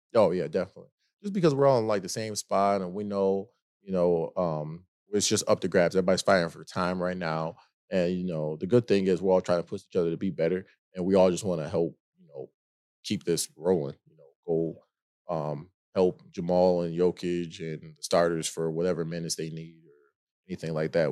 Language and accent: English; Rochester, New York, United States; moved away as an adult; also born or lived in Siena / Penn State; now in Denver, United States; I'm from Rochester